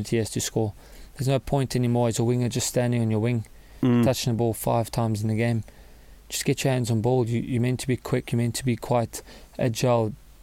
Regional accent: Cape Town, Western Cape, South Africa; born or raised there; moved away as an adult; also born or lived in Namibia / Glasgow

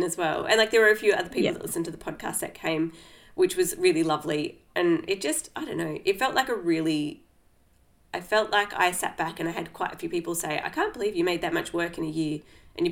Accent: Australia; moved away; in my hometown

